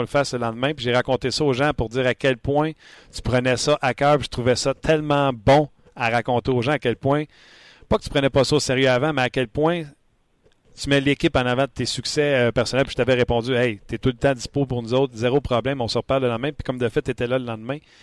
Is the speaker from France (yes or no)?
no; Quebec, Canada; nos Québécois